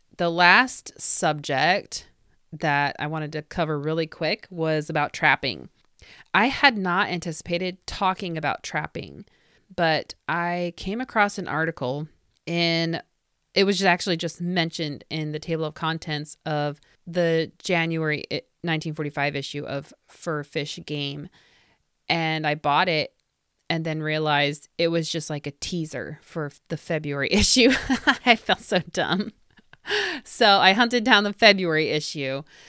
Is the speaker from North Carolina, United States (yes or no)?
no; Indiana, United States; this is an Indiana company. Well, there you go. My home state.